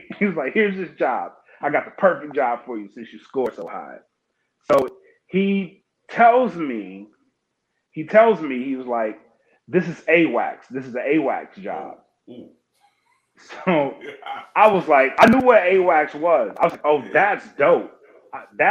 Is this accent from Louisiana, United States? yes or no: yes; Oakdale, Louisiana, United States; moved away as an adult; So I was born and raised in Oakdale, Louisiana. I'm from Louisiana. I'm a South boy